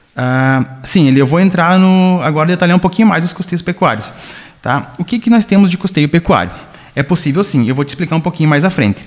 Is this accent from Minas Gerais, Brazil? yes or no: no; Campo Belo do Sul, Santa Catarina, Brazil; now in São José do Cerrito, Brazil; sou natural de Campo Belo do Sul, moro já há alguns anos aqui em São José do Cerrito